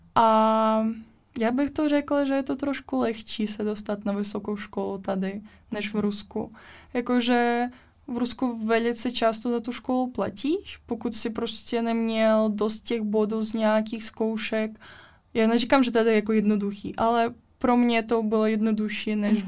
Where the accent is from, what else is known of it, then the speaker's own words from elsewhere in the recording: Russia; Czech is a second language; now in Liberec, Czech Republic; jsem z Ruska